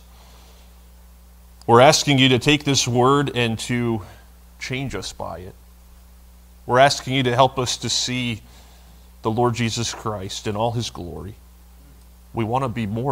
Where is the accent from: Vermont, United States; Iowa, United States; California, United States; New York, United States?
Vermont, United States; where I grew up in Vermont